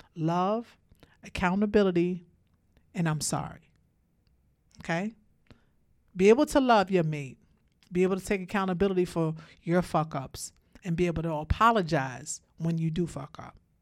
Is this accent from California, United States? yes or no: no; Brooklyn, New York, United States; I came from Brooklyn. I came from the projects. I had a rough life myself growing up